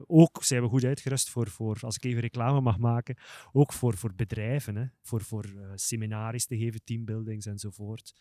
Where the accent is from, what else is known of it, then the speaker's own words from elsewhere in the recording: Flanders, Belgium; als Vlamingen, een enorme geschiedenis hebben